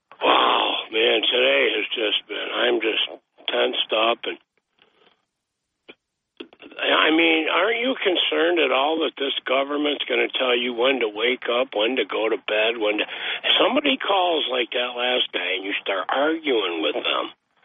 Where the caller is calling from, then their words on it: Boston, Massachusetts, United States; from Boston.